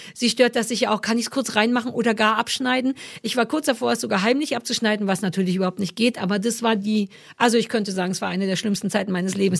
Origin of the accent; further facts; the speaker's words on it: East Germany, Germany; als alter Ossi